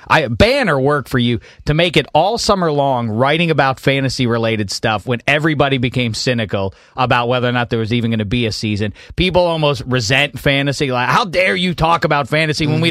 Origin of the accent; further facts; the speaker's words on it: Pittsburgh, Pennsylvania, United States; When I was growing up in Pittsburgh